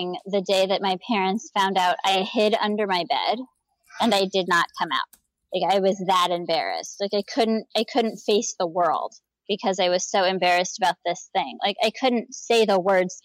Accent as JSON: {"language": "English", "town": "Gainesville", "region": "Florida", "country": "United States", "tie": "born or raised there", "said": "I grew up in Gainesville, Florida"}